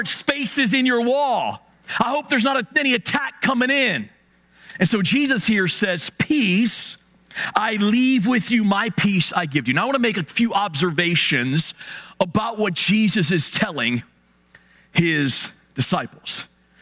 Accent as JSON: {"language": "English", "town": "Hagerstown", "region": "Maryland", "country": "United States", "tie": "born or raised there", "said": "Now, I'm from Hagerstown. I'm from the West End."}